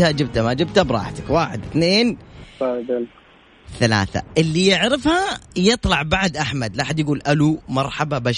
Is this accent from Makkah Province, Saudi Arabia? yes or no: yes; Taif, Makkah Province, Saudi Arabia; ونحن والله بأهل الطائف